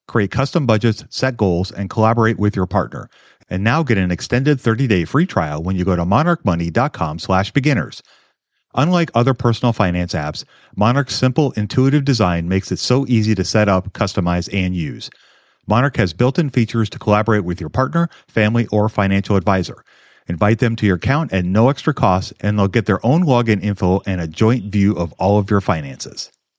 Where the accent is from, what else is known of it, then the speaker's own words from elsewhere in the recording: Minnesota, United States; I'm from Minnesota